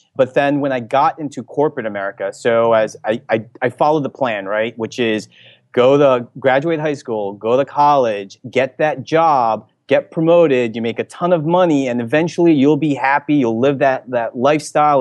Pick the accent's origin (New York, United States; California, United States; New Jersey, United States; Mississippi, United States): New Jersey, United States; moved away as an adult; also born or lived in Philippines (ancestry); now in San Francisco, United States; I'm from the New Jersey area